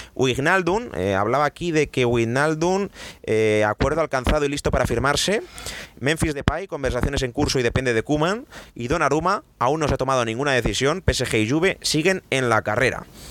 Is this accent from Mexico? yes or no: no; Spain; Para eso somos españoles